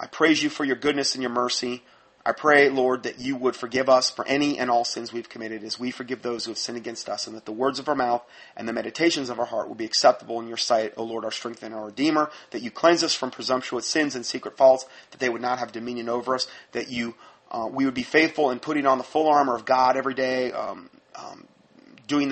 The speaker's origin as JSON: {"language": "English", "town": "Fort Myers", "region": "Florida", "country": "United States", "said": "I'm from Fort Myers, Florida"}